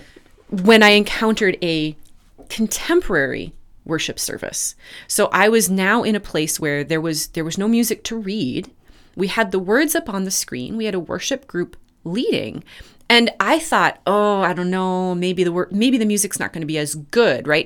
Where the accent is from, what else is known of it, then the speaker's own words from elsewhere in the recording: Red River Valley, United States; I grew up in the Red River Valley where floods were a, a, a frequent and destructive event